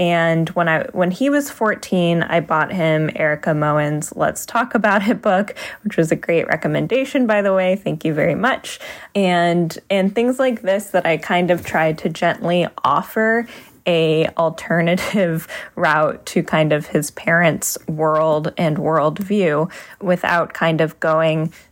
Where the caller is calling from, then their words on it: Midwest, United States; Hi, Dan and everyone. I'm calling from the Midwest.